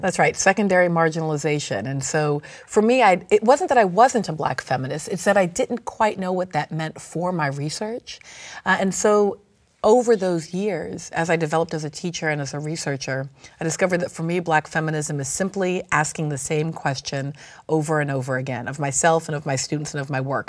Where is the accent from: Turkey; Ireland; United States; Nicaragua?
United States; Virginia; now in New Orleans, United States; grew up in the American South, in Virginia.